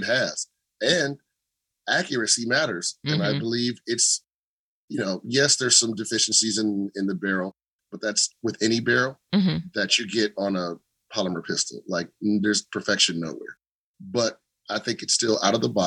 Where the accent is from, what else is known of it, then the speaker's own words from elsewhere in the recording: United States; I am just an American